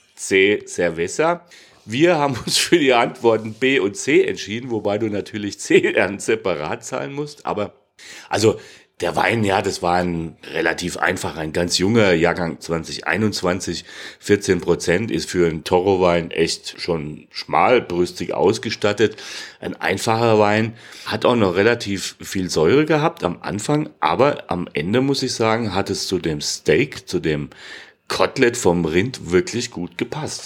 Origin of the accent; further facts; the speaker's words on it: Hesse, Germany; ich bin halt Hesse